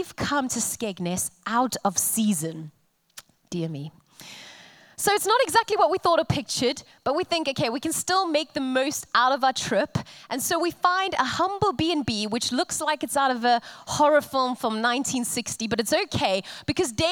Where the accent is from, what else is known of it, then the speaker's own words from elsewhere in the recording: Cape Town, Western Cape, South Africa; moved away as an adult; now in Coventry, United Kingdom; being South African and hailing from the city of Cape Town, I come from a country